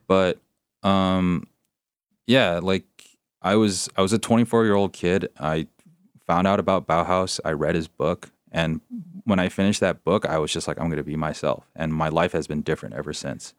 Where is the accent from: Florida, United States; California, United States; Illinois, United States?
California, United States; San Gabriel Valley, Southern; I grew up in the San Gabriel Valley